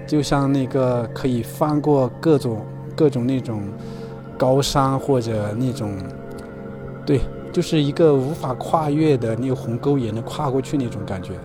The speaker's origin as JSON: {"language": "Chinese", "town": "Xichang", "region": "Sichuan", "country": "China", "tie": "born or raised there", "said": "我现在在我老家那个大凉山西昌"}